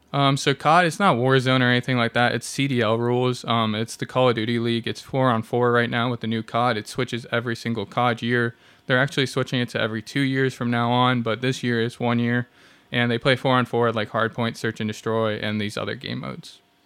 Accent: Washington, District of Columbia, United States; now in Independence, United States; I'm from the East Coast

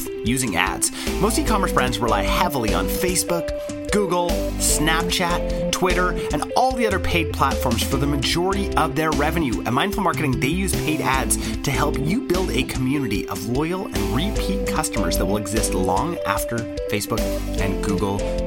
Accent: Canada; I'm a Canadian

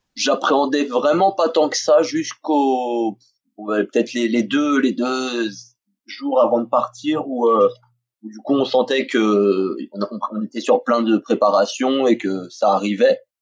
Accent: France; chez nous

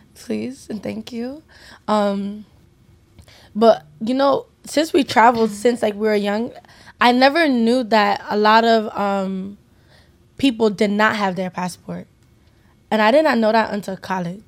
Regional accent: United States; We are first American Nigerian generation

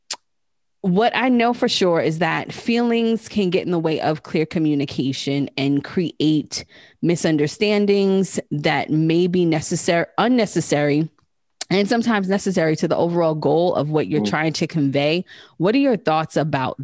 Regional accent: New York City, New York, United States; I'm from Queens

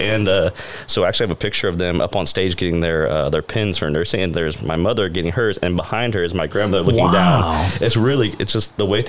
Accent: Indiana, United States; Well, I'm originally from Indiana. So I'm a ways away.

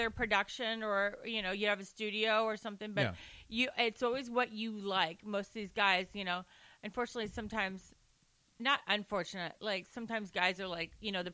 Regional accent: Orange County, California, United States; accent: Valley; I'm from Orange County

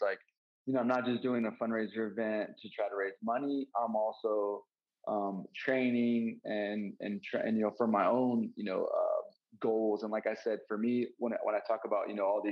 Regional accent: Montana, United States; I grew up in Montana

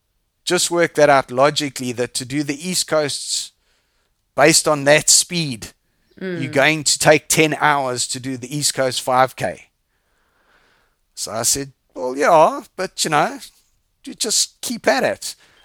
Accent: Zambia; also born or lived in England; now in South Africa; I was born overseas in England. I left when I was 4 and we moved to Zambia because my dad went and worked in Zambia on the mines. Mm-hmm. And we all moved to Zambia. And then in 1976, so it makes me very, very old.

